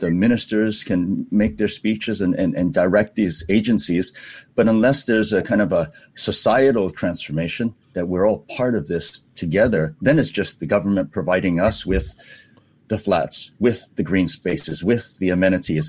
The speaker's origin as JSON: {"language": "English", "region": "Hawaii", "country": "United States", "tie": "born or raised there", "moved": "yes", "lives_now": "Singapore", "said": "when we grew up in Hawaii, uh, uh, the ocean surrounds us"}